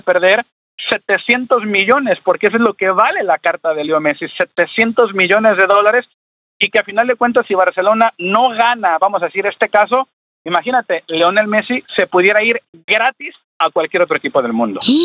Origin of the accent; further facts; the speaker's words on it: Mexico; la garra azteca como mexicanos